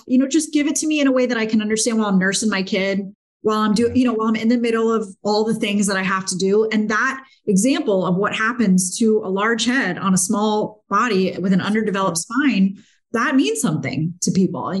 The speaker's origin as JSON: {"language": "English", "town": "Naples", "region": "Florida", "country": "United States", "tie": "born or raised there", "also_born_or_lived": "Pittsburgh, Pennsylvania / Notre Dame, Indiana", "said": "I was born in Pittsburgh, but lived there for a very short time and then was raised in Naples"}